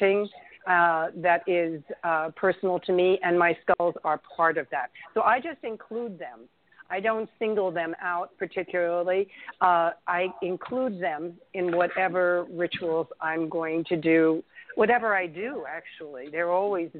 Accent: New York City, New York, United States; moved away; I'm a New Yorker. I was born in Manhattan.

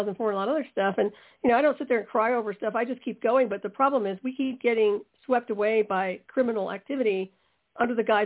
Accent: United States; As an American

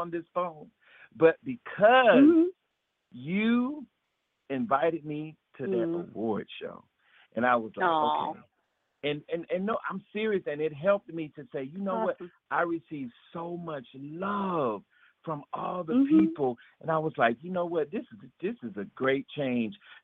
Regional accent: Florida, United States; I'm from Florida and I got a little country in me

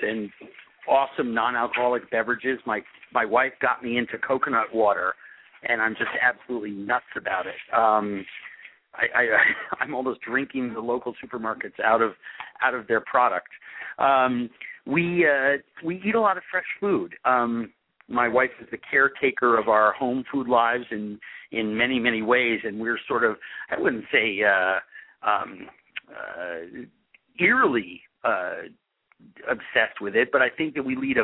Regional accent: New York City, New York, United States; police commissioner of New York City, at a very tumultuous time in my hometown's history

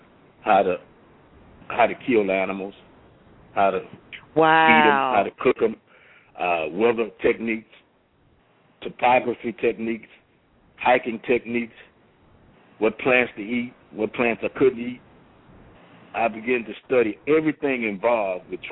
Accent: New Orleans, Louisiana, United States; moved away as an adult; I was born and raised in New Orleans

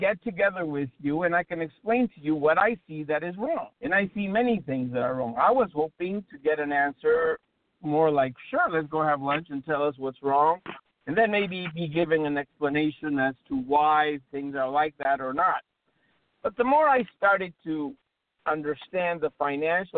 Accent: Bolivia; now in United States; I'm originally from Bolivia, which is one of the poorest countries in the universe

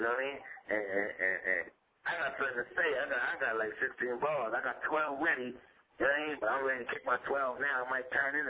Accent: New York City, New York, United States; also born or lived in Brooklyn; I'm only from the Bronx, man. Y'all niggas know me, man. I'm from Brooklyn, too, man.

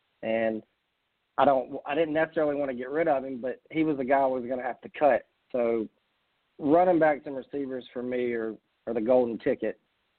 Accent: South Carolina, United States; since I'm from South Carolina

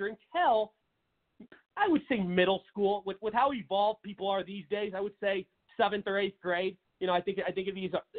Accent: Seattle, Washington, United States; in my home state of Washington, everybody knows I'm from the city of Seattle, Washington

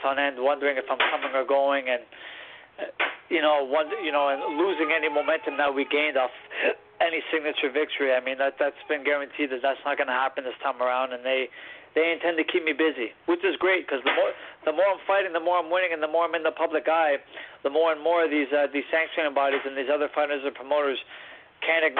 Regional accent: Cornwall, Ontario, Canada; my hometown

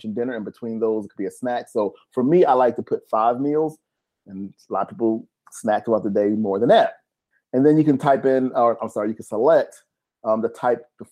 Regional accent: United States; we're from America

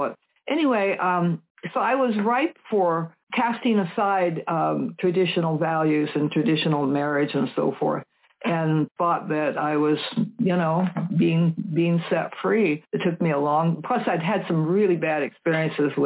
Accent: Seattle, Washington, United States; I was raised up in West Seattle back in the 40s and 50s

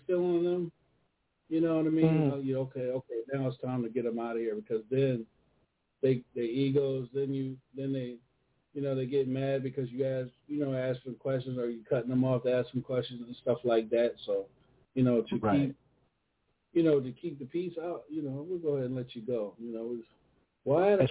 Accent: Charlotte, North Carolina, United States; I'm out of Charlotte

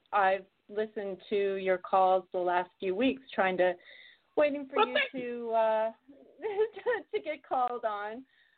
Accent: Ireland; So, I'm an Irish girl, so you know, I'm a little bit out of your crowd

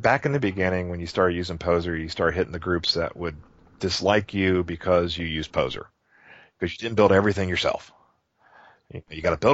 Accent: Cincinnati, Ohio, United States; my hometown, Cincinnati, Ohio

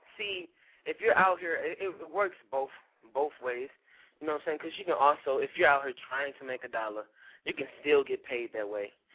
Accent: St. Louis, Missouri, United States; I am from St. Louis, Missouri

